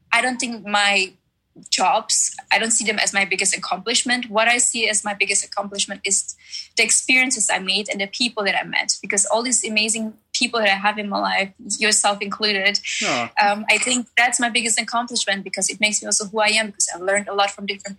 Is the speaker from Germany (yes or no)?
yes; Germany; English is a second language; moved away as an adult; also born or lived in Czech Republic / New York; now in Orange County, United States; I was born in Czech Republic and then raised in Germany later on.